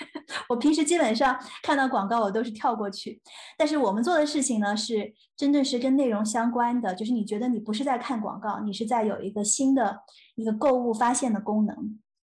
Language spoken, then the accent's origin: Chinese; Shenzhen, Guangdong, China; moved away as an adult; also born or lived in Nanjing, Jiangsu; 八岁的时候移民到深圳，然后在深圳考了中国数学奥林匹克的金牌